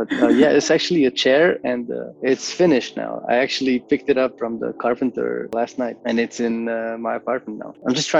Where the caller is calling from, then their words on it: Ljubljana, Slovenia; Hi, yes, I am dialing from Ljubljana, from my studio here in Bežigrad.